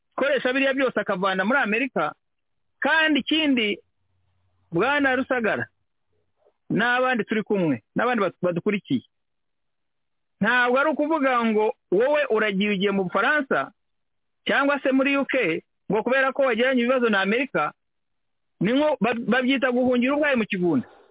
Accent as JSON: {"language": "Kinyarwanda", "country": "Rwanda", "said": "twebwe nk'abanyarwanda"}